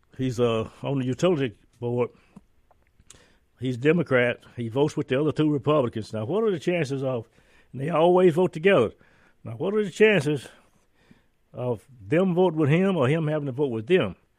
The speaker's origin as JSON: {"language": "English", "region": "northern Indiana", "country": "United States", "tie": "born or raised there", "also_born_or_lived": "Natchez, Mississippi / Chicago", "moved": "yes", "lives_now": "Mississippi, United States", "said": "I grew up in northern Indiana"}